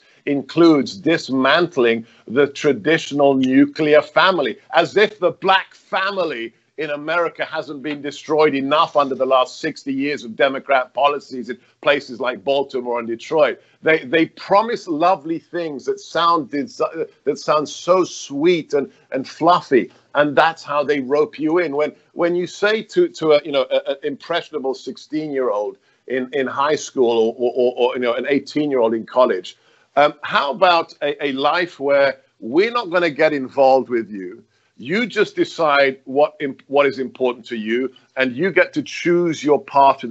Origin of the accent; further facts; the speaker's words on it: London, United Kingdom; also born or lived in Hungary; now in United States; I was born in West London